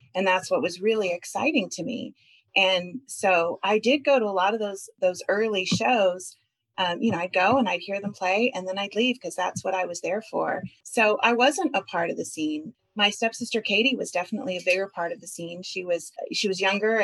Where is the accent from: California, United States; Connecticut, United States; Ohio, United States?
California, United States; Long Beach; also born or lived in Orange County, California; I grew up between Orange County and Long Beach